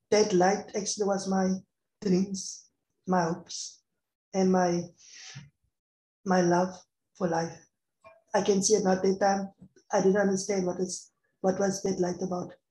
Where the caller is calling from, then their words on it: Cape Town, Western Cape, South Africa; And I'm, I'm talking from South Africa, Cape Town.